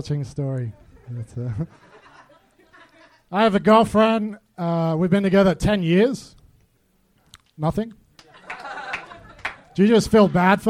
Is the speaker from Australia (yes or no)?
yes; Australia; now in Los Angeles, United States; I'm from Australia, but I live here